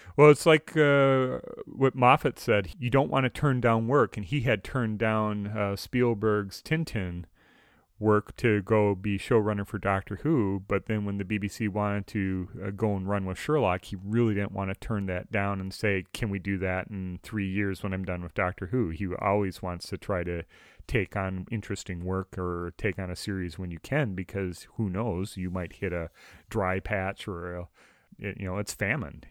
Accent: Midwest, United States; growing up in the Midwest

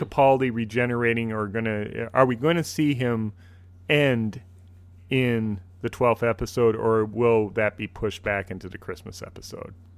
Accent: Minnesota, United States; accent: Minnesotan; I have the great Minnesotan accent

